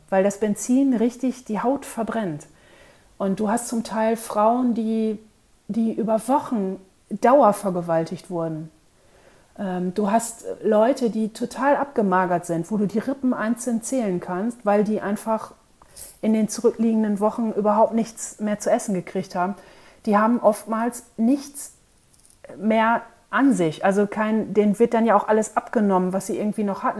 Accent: North Sea coast, Germany; ich bin nun in, an der Nordseeküste aufgewachsen

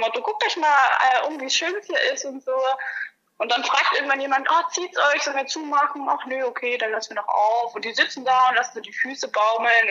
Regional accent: Germany; moved away; also born or lived in Hawaii; als Deutscher

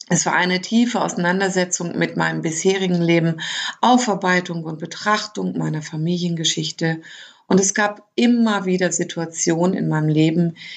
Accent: Lower Saxony, Germany; born there; moved away as an adult; now in Baden-Württemberg, Germany; ich bin 1972 in Niedersachsen geboren. Seit 2001 lebe ich in Baden-Württemberg, weil ich mich dorthin verliebt hatte.

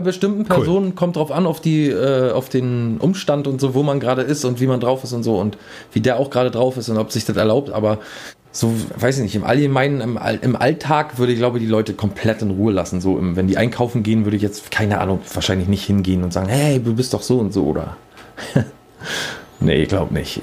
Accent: Berlin, Germany; bei uns in Berlin

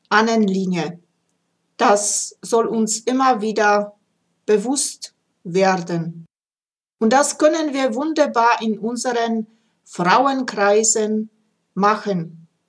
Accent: Upper Silesia, Poland; ich bin in Oberschlesien also geboren und äh, da war also, wenn ich so ein kleines Kind war, sieben, acht, da kann ich mich noch ganz gut erinnern.

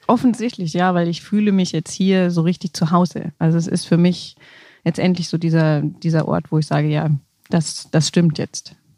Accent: Essen, North Rhine-Westphalia, Germany; also born or lived in Allgäu / Munich; now in Rosenheim, Germany; Ursprünglich komme ich aus Essen oder gebürtig bin ich in Essen

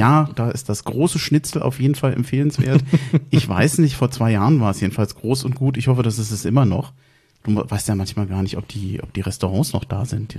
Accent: Berlin, Germany; ich bin zwar in Berlin aufgewachsen

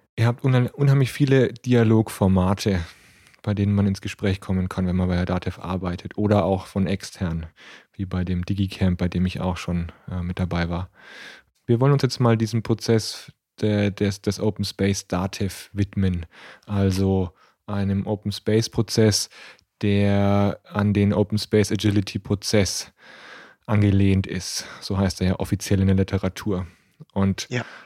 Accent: Nuremberg, Bavaria, Germany; ich bin in Nürnberg aufgewachsen

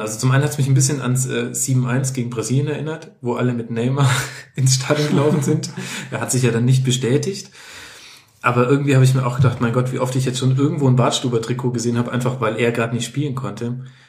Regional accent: Lower Franconia and Middle Franconia, Bavaria, Germany; meine Jugend auf den Fußballplätzen in Unterfranken und Mittelfranken

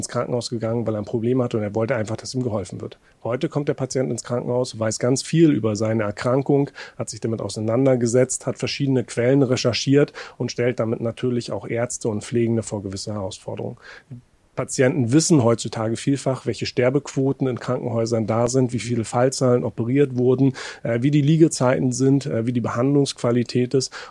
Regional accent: Mecklenburg-Vorpommern, Germany; Ich komme aus einer Region, aus Mecklenburg-Vorpommern, wo wir eine hohe Überalterung haben

